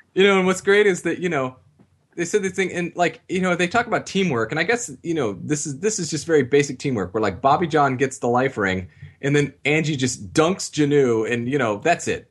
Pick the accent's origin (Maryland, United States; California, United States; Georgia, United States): California, United States; Southern; I grew up in Southern California